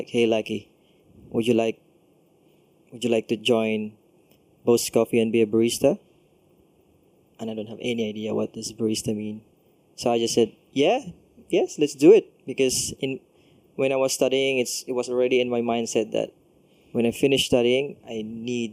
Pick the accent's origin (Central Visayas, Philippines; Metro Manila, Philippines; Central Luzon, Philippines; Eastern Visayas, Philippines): Central Visayas, Philippines; Daanbantayan; moved away as an adult; also born or lived in Cebu City / Sydney, Australia; now in Singapore; I'm from Cebu, and so I grew up in a small town in the northern province of Cebu.